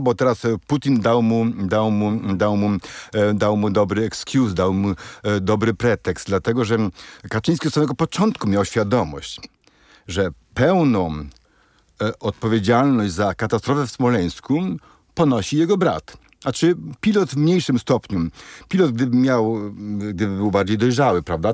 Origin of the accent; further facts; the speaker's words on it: Krosno, Subcarpathian Voivodeship, Poland; u mnie w Krośnie, prawda, który jest mniejszy od hełma